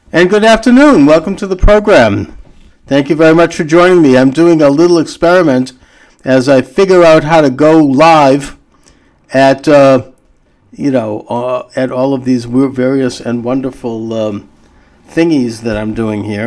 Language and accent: English; United States; I feel proud as an American citizen and as a Jew to um, uh, for this day when, when my country, the United States